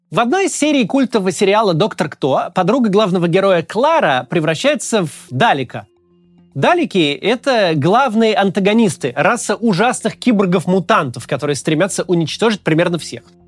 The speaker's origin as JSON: {"language": "Russian", "country": "Russia"}